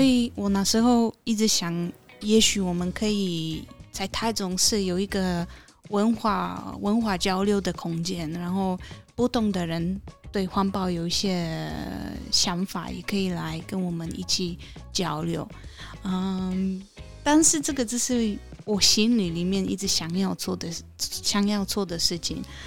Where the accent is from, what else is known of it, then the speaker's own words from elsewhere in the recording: Poland; Chinese is a second language; moved away as an adult; also born or lived in Tainan, Taiwan; now in Taichung, Taiwan; 我是来自波兰的…，嗯，是商梦三行的老板娘。嗯哼。呃，在台，台湾已经六年了